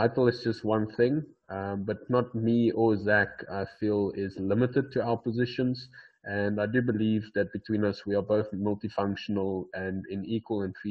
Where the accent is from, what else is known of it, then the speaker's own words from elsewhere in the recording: Port Elizabeth, Eastern Cape, South Africa; I'm from South Africa, called in a little city in South Africa called Port Elizabeth